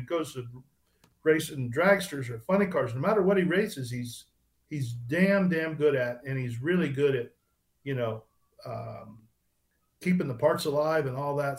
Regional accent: North Miami, Florida, United States; When I was growing up in North Miami in the in the 70s, early 70s, I could ride my bike to four different speed shops

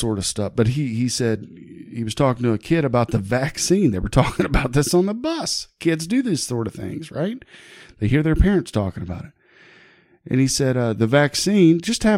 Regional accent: Huber Heights, Ohio, United States; moved away as an adult; now in Beavercreek, United States; my hometown of Huber Heights

